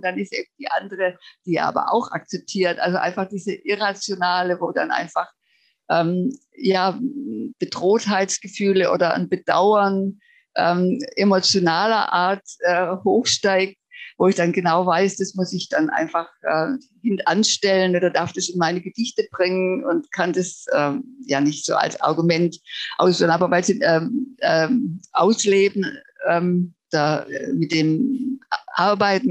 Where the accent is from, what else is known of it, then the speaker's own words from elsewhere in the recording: Germany; also born or lived in Baden-Württemberg; now in Finland; den tragen wir als Deutsche einfach mit uns